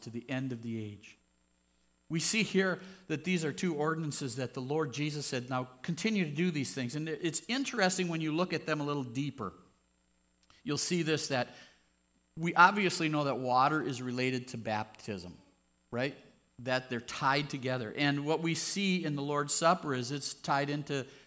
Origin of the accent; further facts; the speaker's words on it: United States; We grew up here in the United States, and there's altar calls